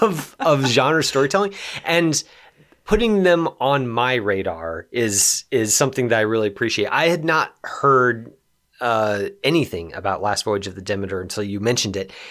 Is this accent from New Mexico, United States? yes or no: yes; Los Alamos, New Mexico, United States; I grew up in Los Alamos.